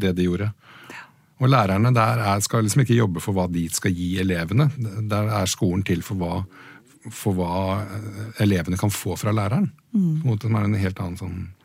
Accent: Åsgårdstrand, Vestfold, Norway; moved away; hjemme i Åsgårdstrand

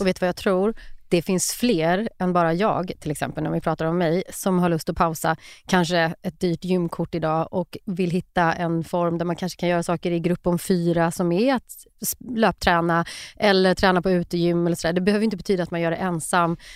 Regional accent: Skövde, Västra Götaland, Sweden; i någon park i Skövde då, där jag växte upp

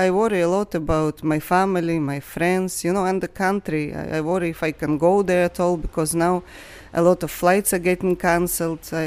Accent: Kyiv, Kyiv City, Ukraine; I'm from Ukraine, I'm from Kiev. I have my family in Kiev at the moment

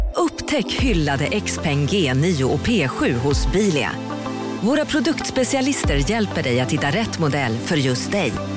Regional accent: Broby, Skåne, Sweden; Jag är från Broby

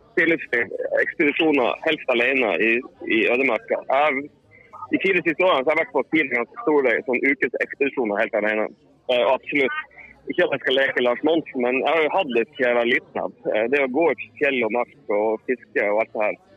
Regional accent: Northern Norway, Norway; accent: Northern Norwegian dialect; moved away as an adult; now in Sweden; jeg har jo fortsatt samme dialekt, selv om jeg har bodd eh, 20 år i Sverige. Så jeg blir vel kjent på som en slags halveksotisk halv eh, halvklovn eh, fra Nord-Norge.

